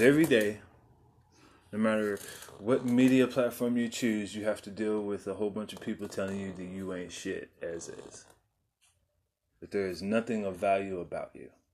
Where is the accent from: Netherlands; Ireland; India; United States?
United States; San Antonio, Texas; also born or lived in South Dallas; I grew up in San Antonio